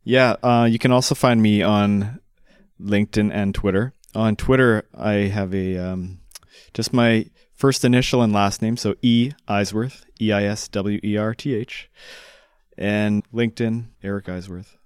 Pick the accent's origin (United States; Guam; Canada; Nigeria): Canada; moved away; I signed up for X-Pac as a Canadian living abroad